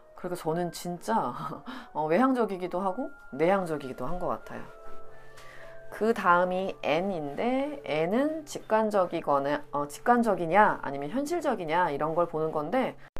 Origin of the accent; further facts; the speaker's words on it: South Korea; 제가 한국 사람이라서